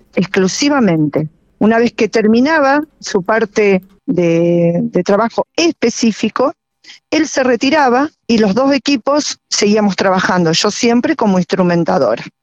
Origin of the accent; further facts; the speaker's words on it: Argentina; en mi país, en mi pampa.